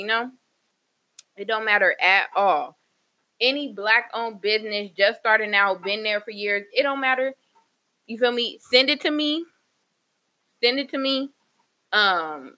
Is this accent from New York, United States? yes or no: no; Moreno Valley, California, United States; I'm from Moreno Valley